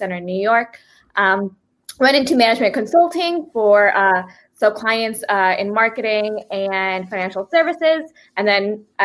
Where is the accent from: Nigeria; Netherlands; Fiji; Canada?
Fiji; moved away; I was born in Fiji